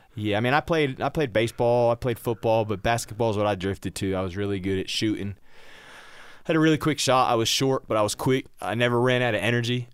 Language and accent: English; New Jersey, United States; moved away as an adult; I was born and raised in New Jersey